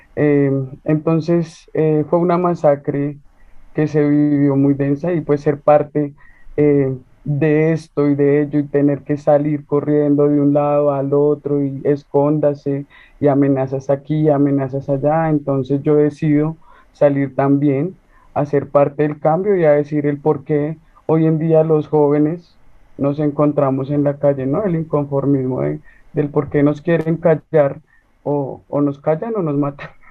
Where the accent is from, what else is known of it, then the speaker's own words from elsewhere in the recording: Bogotá, Colombia; soy de aquí, de una línea del sur de Bogotá